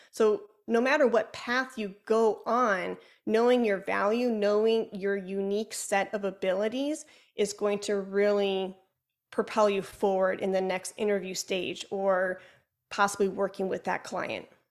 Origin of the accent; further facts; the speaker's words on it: Chicago, Illinois, United States; accent: Chicago; my Chicago accent